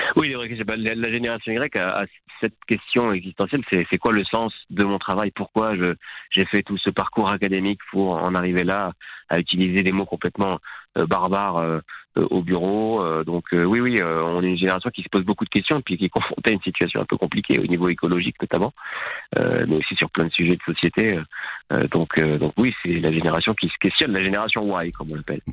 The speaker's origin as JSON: {"language": "French", "country": "Morocco", "tie": "born or raised there", "also_born_or_lived": "Lyon, France", "moved": "yes", "said": "J'ai grandi au Maroc"}